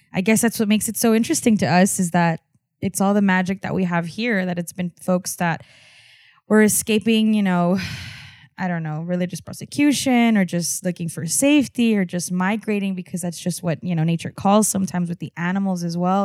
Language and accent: English; Texas border, United States; being on la frontera and looking the way that I look, white passing, and being a fusion of, of what that was, right? I'm Mexican, I'm American, I'm Texan